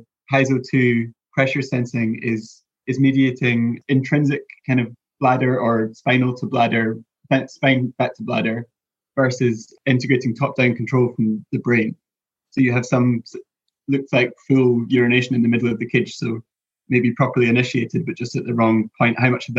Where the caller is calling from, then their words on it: Exeter, South West England, United Kingdom; I'm calling from Exeter in the UK.